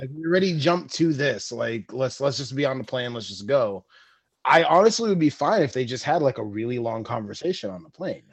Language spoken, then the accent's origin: English; New York, United States; I'm a New Yorker.